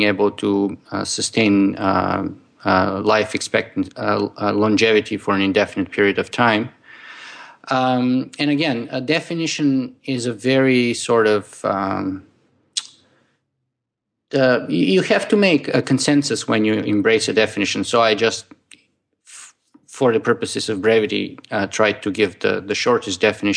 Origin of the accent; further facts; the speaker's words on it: Bulgaria; now in Toronto, Canada; I was born Bulgarian and I would always remain to be. But I am also a Canadian at the moment.